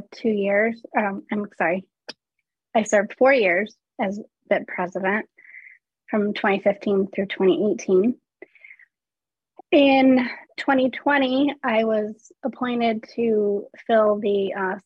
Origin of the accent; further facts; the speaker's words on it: Caledonia, Michigan, United States; I'm from Caledonia, Michigan, which is a little town outside of Grand Rapids, Michigan.